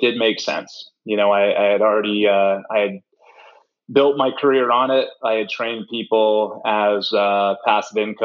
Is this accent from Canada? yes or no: yes; Canada; moved away; also born or lived in Charlotte, North Carolina; I grew up in Canada